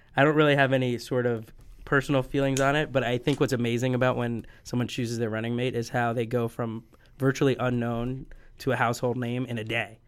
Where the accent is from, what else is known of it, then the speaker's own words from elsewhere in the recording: New Jersey, United States; moved away as an adult; now in Los Angeles, United States; I am from New Jersey